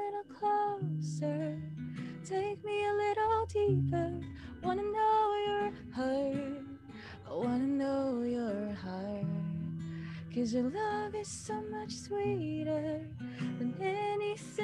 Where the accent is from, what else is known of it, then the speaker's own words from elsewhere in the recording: Philippines; moved away; I'm from the Philippines